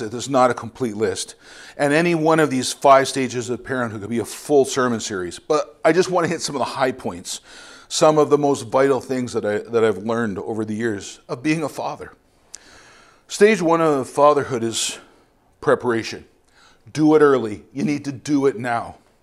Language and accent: English; London, Ontario, Canada; moved away as an adult; also born or lived in Bogota, Colombia; I'm originally from London, Ontario